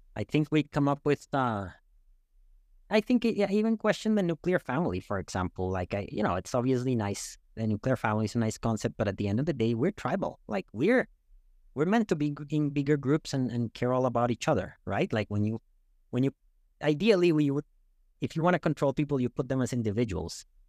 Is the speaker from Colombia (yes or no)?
yes; Bogotá, Colombia; moved away as an adult; also born or lived in Canada / United States; now in Toronto, Canada; I'm from Bogotá